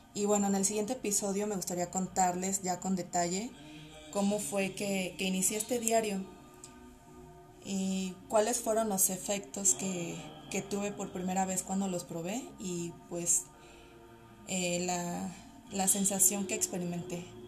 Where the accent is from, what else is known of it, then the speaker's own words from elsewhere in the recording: Mexico City, Mexico; Soy psicóloga y soy de la Ciudad de México